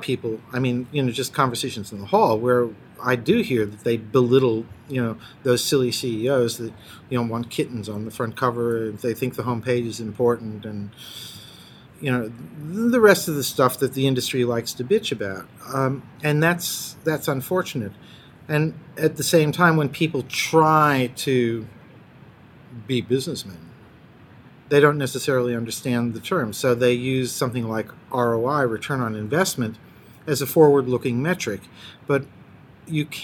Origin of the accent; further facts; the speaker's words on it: United States; accent: American; first language English; moved away as an adult; now in Copenhagen, Denmark; I was born in the United States, so technically English is my first language, but for 36 years, Danish has actually been my working language, so I only sound American